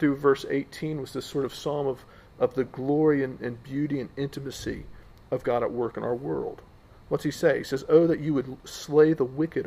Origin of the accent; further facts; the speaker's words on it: United States; I'm American